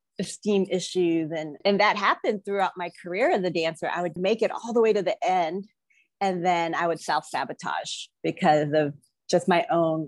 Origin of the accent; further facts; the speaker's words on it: Philippines; moved away; I was born in the Philippines. I grew up in a family of politicians.